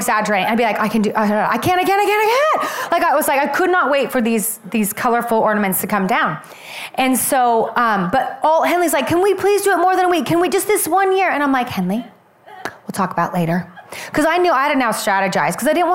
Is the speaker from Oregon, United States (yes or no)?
yes; Oregon, United States; moved away; I'm originally from Oregon